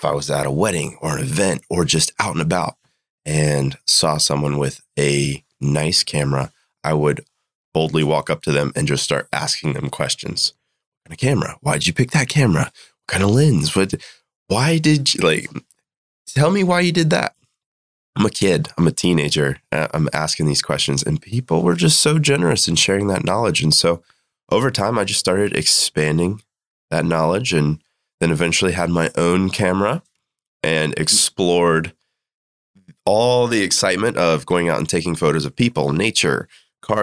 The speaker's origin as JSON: {"language": "English", "town": "Greenville", "region": "South Carolina", "country": "United States", "tie": "born or raised there", "said": "was born and raised in Greenville, South Carolina"}